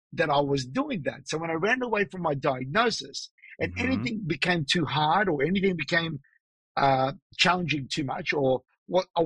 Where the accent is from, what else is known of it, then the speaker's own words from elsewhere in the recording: Australia; also born or lived in Los Angeles, United States / Sydney, Australia; I'm born and raised in Australia